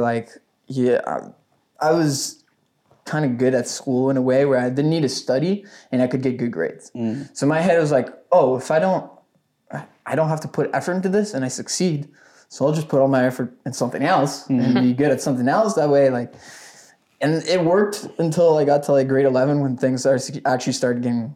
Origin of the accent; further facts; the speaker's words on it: Ottawa, Ontario, Canada; also born or lived in Gatineau, Quebec; I'm from Ottawa, Canada. I started off basically, I lived in Gatineau, and we moved to Ottawa